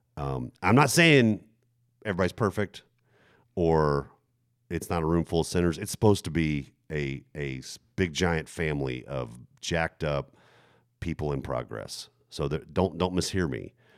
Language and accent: English; Germany; moved away; the church, that I grew up in, for example, in Germany